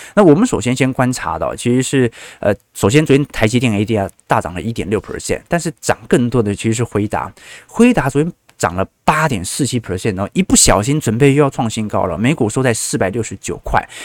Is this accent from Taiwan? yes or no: yes; Taiwan; 但是我是台湾人